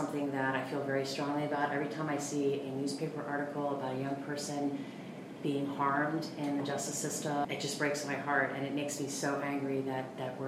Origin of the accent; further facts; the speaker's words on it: Wilmington, Delaware, United States; I was raised in Wilmington, Delaware